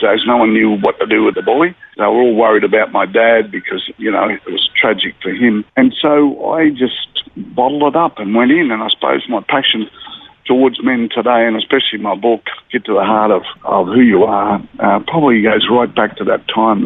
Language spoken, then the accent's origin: English; Brisbane, Queensland, Australia; also born or lived in Murwillumbah, New South Wales / Mount Isa; I sort of lived around northern suburbs of Brisbane from then on